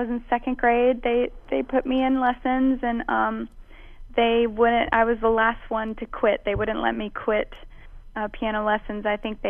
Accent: Mobile, Alabama, United States; also born or lived in New Orleans, United States; I was born in New Orleans, and, {S0} okay, {S6} and both sides of my family are from there. But I grew up in Mobile, Alabama

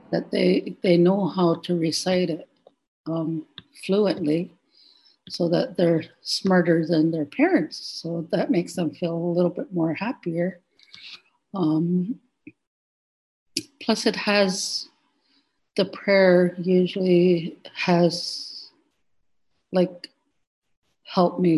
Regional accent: Chehalis, British Columbia, Canada; I'm from Chehalis.

